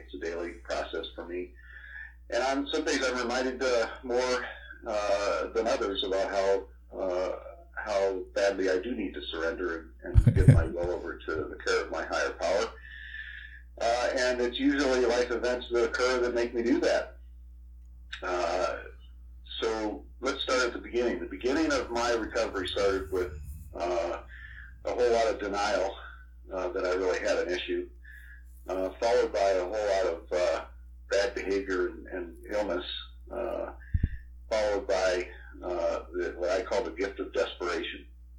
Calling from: Apple Valley, Minnesota, United States; I'm calling from Apple Valley, Minnesota, in the United States of America.

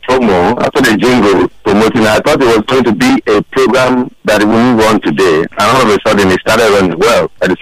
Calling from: Lagos, Nigeria; I'm calling from Isolo.

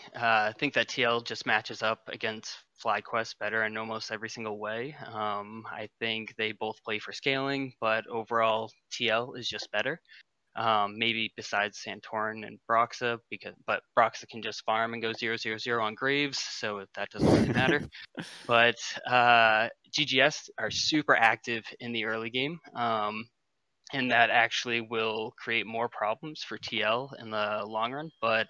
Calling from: Maine, United States

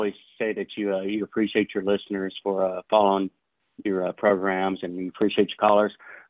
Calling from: Waco, Texas, United States; from Waco, Texas.

